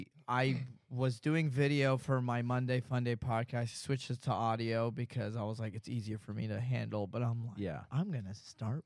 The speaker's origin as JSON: {"language": "English", "town": "Dallas", "region": "Texas", "country": "United States", "tie": "born or raised there", "also_born_or_lived": "Las Cruces, New Mexico", "said": "I grew up in Dallas, Texas."}